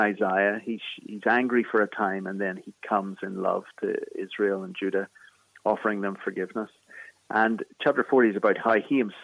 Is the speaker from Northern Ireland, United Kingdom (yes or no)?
yes; Belfast, Northern Ireland, United Kingdom; accent: Irish; moved away as an adult; now in Philadelphia, United States; I'm from Belfast in the north of Ireland, in Northern Ireland